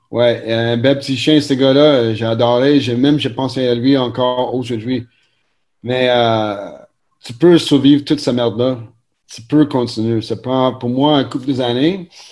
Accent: Montreal, Quebec, Canada; nous sommes natifs de Montréal, NDG, ici

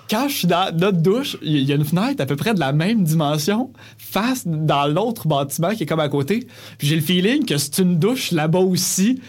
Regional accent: Granby, Quebec, Canada; moved away as an adult; now in Montreal, Canada; quand on est parti de Grimby cet été pour aménager à Montréal

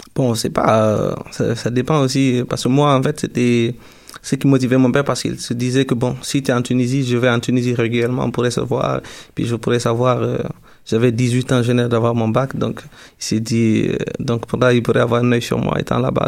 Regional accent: Guinea; now in Quebec, Canada; je viens de la Guinée

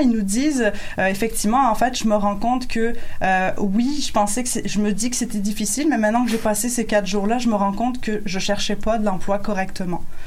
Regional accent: France; moved away as an adult; now in Quebec, Canada; je suis française

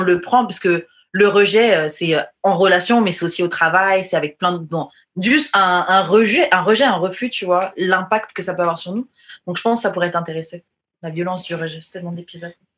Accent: France; j'ai grandi en France

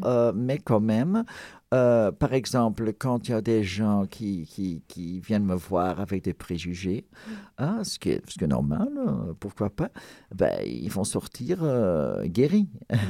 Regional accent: Ghent, Flanders, Belgium; first language Flemish; French is a second language; ma ville natale, Gand, en Belgique

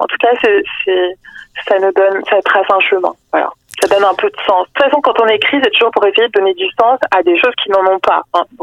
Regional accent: Provence-Alpes-Côte d'Azur, France; moved away as an adult; now in Quebec, Canada; je suis française, donc, euh, alors que ça fait 9 ans que j'habite

